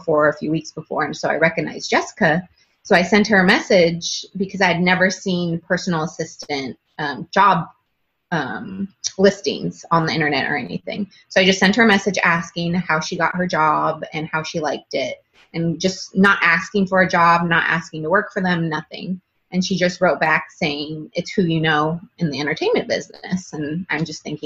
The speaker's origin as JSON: {"language": "English", "region": "Northern California", "country": "United States", "moved": "as an adult"}